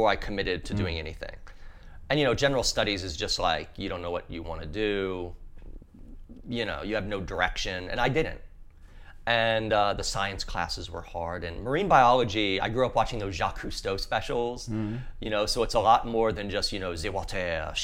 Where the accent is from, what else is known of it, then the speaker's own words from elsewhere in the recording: southern Louisiana, United States; I grew up in southern Louisiana.